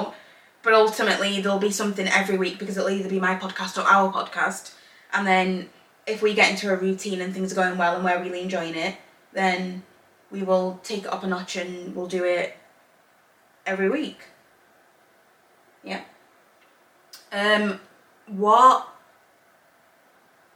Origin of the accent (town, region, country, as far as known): England, United Kingdom; born or raised there; also born or lived in Zambia / Northern Ireland; now in Belfast, United Kingdom